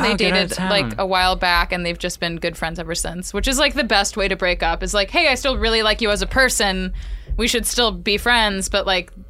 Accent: Canada; We're Canadian.

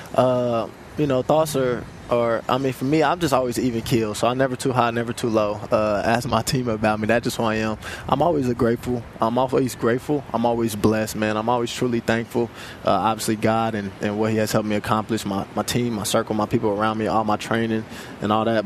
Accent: Kansas City, Missouri, United States; I'm also from Kansas City, Missouri

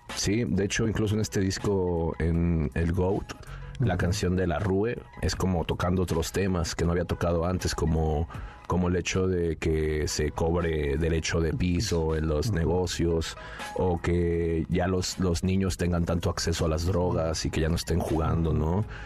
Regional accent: Nezahualcóyotl, State of Mexico, Mexico; nací ahí en Nezahualcóyotl

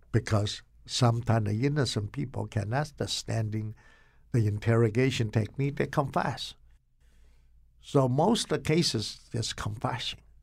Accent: Taiwan; moved away as an adult; also born or lived in Rugao, China; now in Connecticut, United States; I grew up in Taiwan.

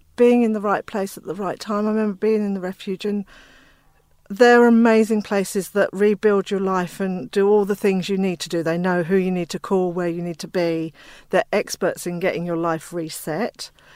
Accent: England, United Kingdom; also born or lived in Inner West, Sydney; now in Australia; I'm from England.

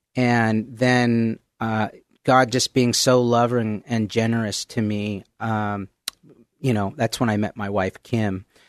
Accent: Mount Vernon, Washington, United States; also born or lived in Oak Harbor, Washington; pretty much grew up in, uh, Mount Vernon, Washington

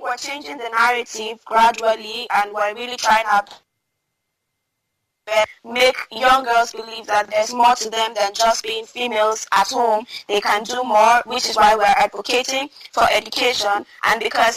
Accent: Northern Nigeria, Nigeria; I come from Northern Nigeria

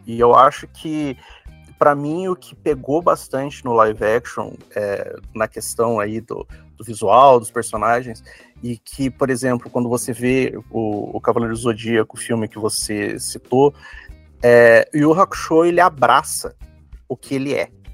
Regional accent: Curitiba, Paraná, Brazil; a gente é de Curitiba

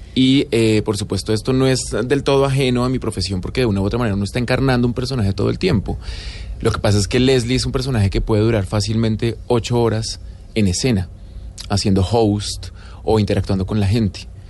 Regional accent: Colombia; also born or lived in Buenos Aires, Argentina; Yo siento que la indiferencia como colombianos es absolutamente fuerte y característica

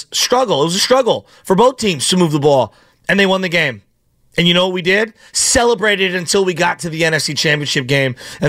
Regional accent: San Francisco, California, United States; Growing up in the Excelsior, we had a lot of raccoons.

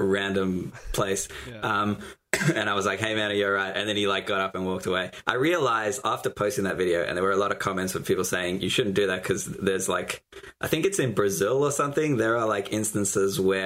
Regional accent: South Africa; now in Australia; I was born in South Africa

